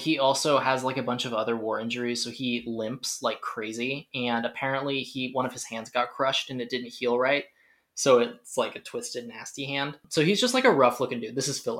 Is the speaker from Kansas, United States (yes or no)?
yes; Kansas, United States; I mean, I'm from Kansas.